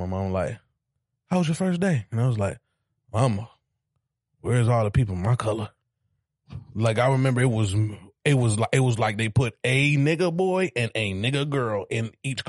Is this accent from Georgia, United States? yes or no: yes; Douglasville, Georgia, United States; also born or lived in Detroit, Michigan / Decatur, Georgia; I'm originally from Douglasville.